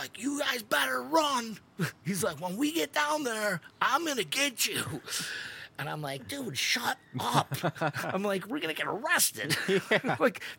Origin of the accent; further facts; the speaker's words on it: Buffalo, New York, United States; well, we're from Buffalo.